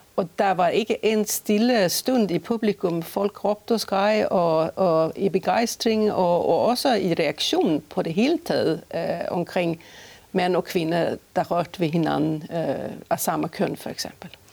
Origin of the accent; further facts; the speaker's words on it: Stockholm, Stockholm County, Sweden; accent: Swedish; Danish is a second language; moved away as an adult; also born or lived in Skåne / Aarhus; now in Holstebro, Denmark; jeg kommer fra Sverige, øh, født i Stockholm og uddannet i Stockholm